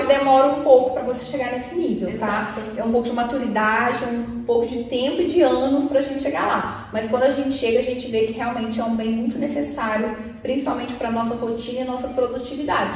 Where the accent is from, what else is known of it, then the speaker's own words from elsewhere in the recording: Minas Gerais, Brazil; accent: mineiro; also born or lived in Belo Horizonte; now in São Paulo, Brazil; porque meu sotaque, assim, ele me entrega de cara. Eu sou mineira